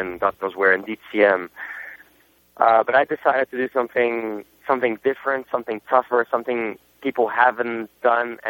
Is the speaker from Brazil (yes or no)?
yes; Brazil; first language Portuguese; English is a second language; also born or lived in Germany; now in United States; I wasn't even born in Brazil, to be honest. I was born in Germany, but my culture is really Brazilian. I was brought up in Brazil from my father, and it's my first language.